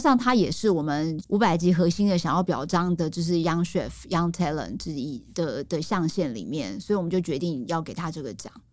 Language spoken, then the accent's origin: Chinese; Taiwan; 我们台湾人